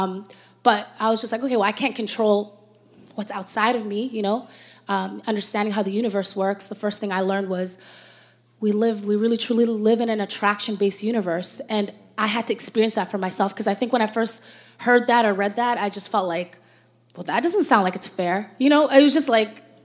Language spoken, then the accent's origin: English; Toronto, Ontario, Canada; growing up in Toronto